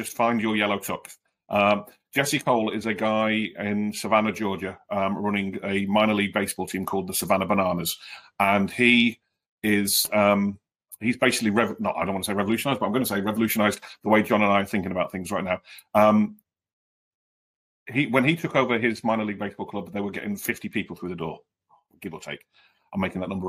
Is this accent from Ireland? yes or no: no; United Kingdom; moved away as an adult; now in United States; as a Brit, where I lived before I moved over here